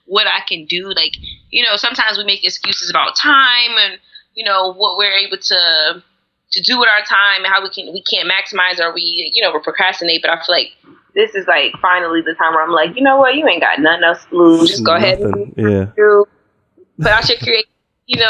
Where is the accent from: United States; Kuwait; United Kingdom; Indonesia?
United States; Syracuse, New York; now in New York City, United States; I'm 28, born and raised in Syracuse, New York